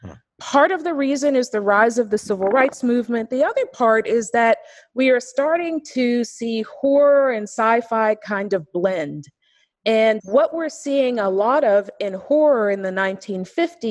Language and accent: English; Pittsburgh, Pennsylvania, United States; I'm from Pittsburgh, Pennsylvania